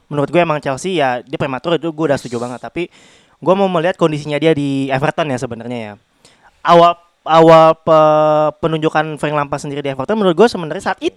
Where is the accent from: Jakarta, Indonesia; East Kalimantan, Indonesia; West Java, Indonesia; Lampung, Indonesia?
Jakarta, Indonesia; karena gua orang bukan orang Mercedes, gua orang Jakarta ya